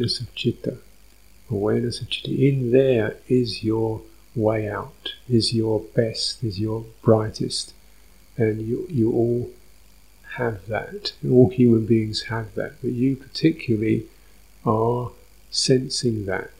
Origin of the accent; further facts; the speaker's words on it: London, United Kingdom; I was born in North London, little sort of dumpy place in North London, going to a dumpy little junior school, kicking around the playground